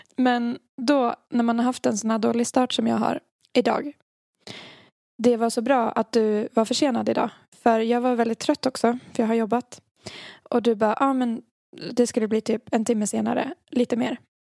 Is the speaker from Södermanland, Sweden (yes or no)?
no; Dalarna County, Sweden; accent: Dalmål; jag känner mitt dalmål drog, drog, dalmål drog igång